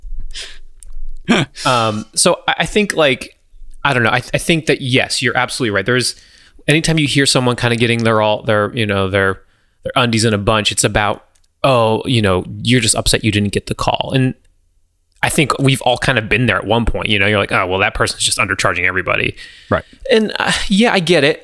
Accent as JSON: {"language": "English", "region": "Southwest Florida", "country": "United States", "tie": "born or raised there", "moved": "yes", "said": "I grew up in Southwest Florida"}